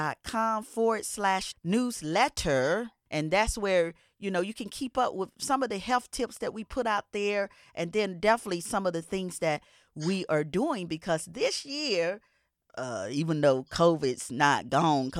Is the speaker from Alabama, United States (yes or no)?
no; Georgia, United States; I'm a Georgia peach. You know, I was born and raised in Georgia